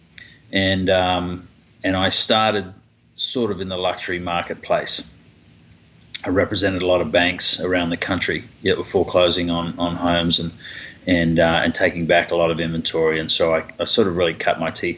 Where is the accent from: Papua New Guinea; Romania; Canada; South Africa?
Papua New Guinea; also born or lived in Australia / New Zealand / Kentucky / Southern California; now in Dallas, United States; I was raised in Papua New Guinea, went to school there